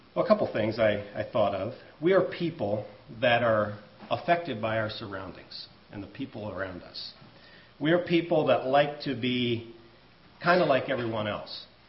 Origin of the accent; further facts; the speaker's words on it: United States; I'm an American